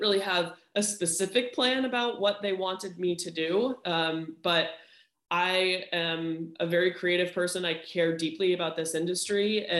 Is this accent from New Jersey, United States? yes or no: no; Cape Elizabeth, Maine, United States; So we are all from Maine. Jim and I grew up in a town called Cape Elizabeth.